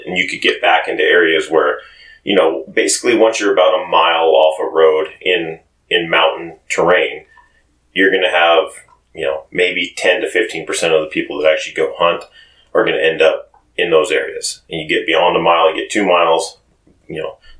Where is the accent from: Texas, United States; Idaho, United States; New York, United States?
Idaho, United States; Cascade; I grew up in Cascade